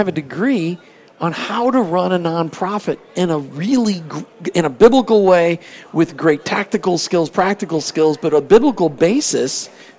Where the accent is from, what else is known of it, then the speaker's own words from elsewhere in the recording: Missouri, United States; Lord, you know, I grew up in Missouri. I know you said Missouri, but I'm not from there, so I'm going to call Missouri. So, and he's like, okay, I could have moved far away, but I moved to Nebraska.